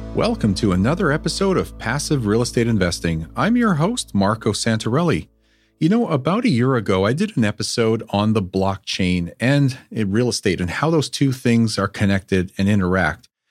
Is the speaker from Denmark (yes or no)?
no; Canada; the Canadian me